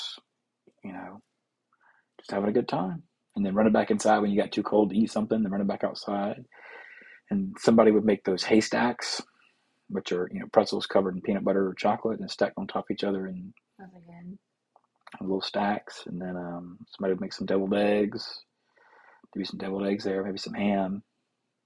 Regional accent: Rock Hill, South Carolina, United States; we're from South Carolina, specifically Rock Hill

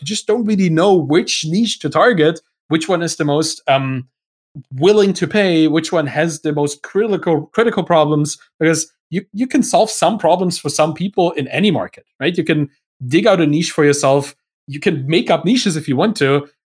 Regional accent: Germany; English is a second language; I'm, I'm German. I, my, English is not my first language

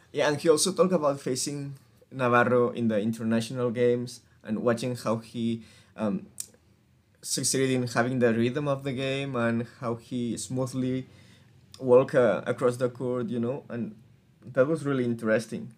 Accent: Spain; we are from Spain

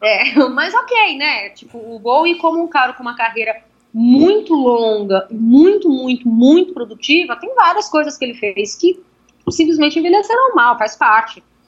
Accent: São Paulo, Brazil; also born or lived in Ribeirão Pires; eu sou cria da Vila Madalena, né? Eu cresci na Vila Madalena

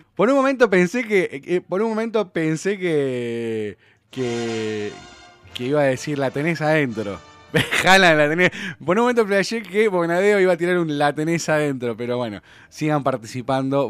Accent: Argentina; lo que somos los argentinos

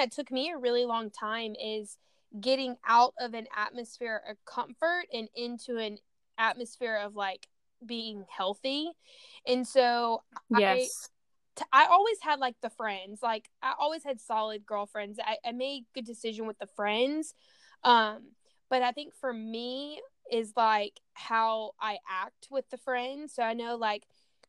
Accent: Louisiana, United States; moved away as an adult; now in San Diego, United States; I grew up in Louisiana before I moved out to San Diego like 6 years ago

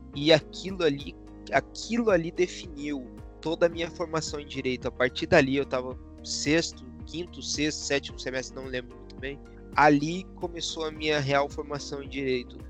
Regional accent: Curitiba, Paraná, Brazil; moved away as an adult; eu sou de Curitiba, morei em Curitiba a minha vida inteira

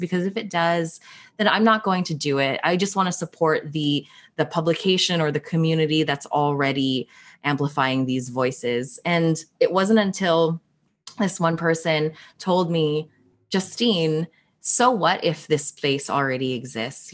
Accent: Toronto, Ontario, Canada; born or raised there; also born or lived in Philippines

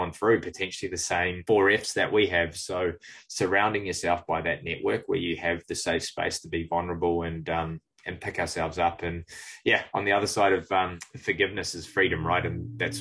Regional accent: Cook Islands; now in New Zealand; growing up in the Cook Islands

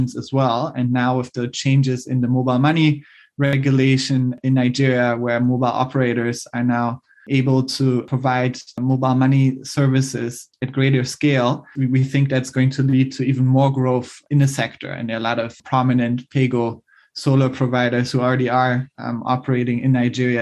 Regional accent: DR Congo; in my home country, the Democratic Republic of Congo

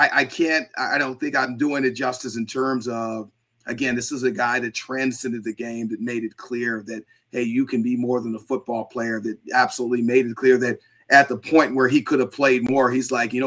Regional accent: Southern California, United States; I grew up in Southern California

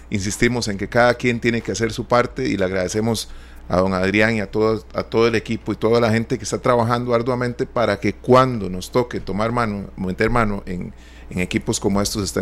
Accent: Costa Rica; nosotros como costarricenses

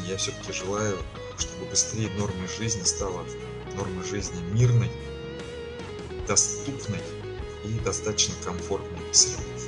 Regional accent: Ufa, Bashkortostan, Russia; Я не просто с Урала, я а, постоянно живу в городе Уфа.

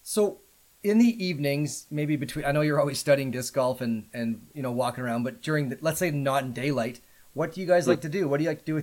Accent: Canada; accent: Canadian; my Canadian accent

